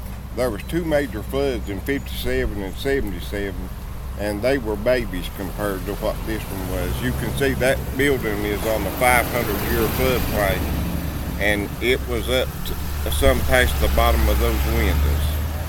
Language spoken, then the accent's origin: English; Hill Creek, West Virginia, United States; I live about 3 miles down in Hill Creek area too. And this has been I've lived here all my life.